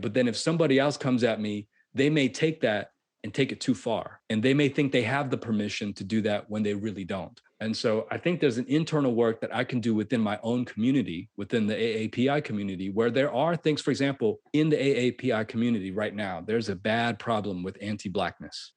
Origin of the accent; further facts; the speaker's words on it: Florida, United States; I uh, grew up in Florida.